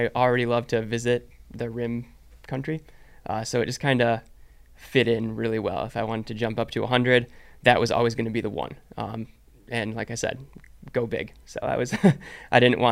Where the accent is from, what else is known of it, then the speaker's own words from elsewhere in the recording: Michigan, United States; moved away as an adult; now in Arizona, United States; I grew up in Michigan